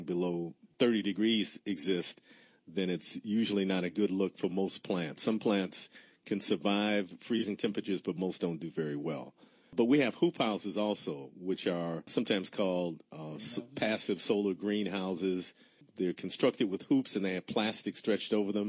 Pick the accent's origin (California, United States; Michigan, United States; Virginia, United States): Michigan, United States; Detroit; I'm from the west side of Detroit. In fact, we're sitting in our office right now as we're doing this interview on the northwest side of Detroit, and I grew up about 2 miles from where we're sitting right now